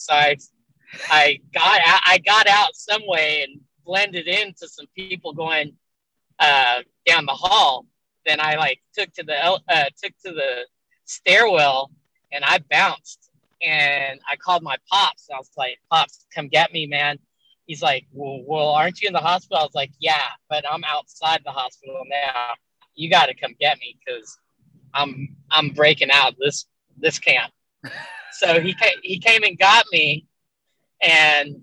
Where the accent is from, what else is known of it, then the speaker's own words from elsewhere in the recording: Houston, Texas, United States; also born or lived in Chicago, Illinois; we were born there. Then we moved to Houston, like when I was like 3 and she was like 1.5. And we've lived in Houston ever since.